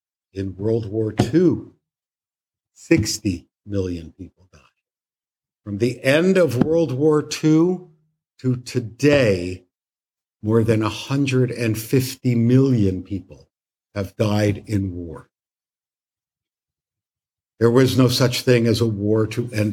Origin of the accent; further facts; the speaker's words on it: Canada; now in United States; When I was growing up in Canada